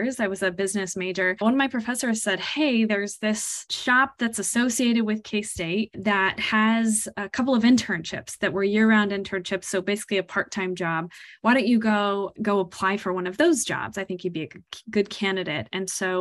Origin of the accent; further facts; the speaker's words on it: Kansas, United States; I am originally from Kansas. I am a native Kansan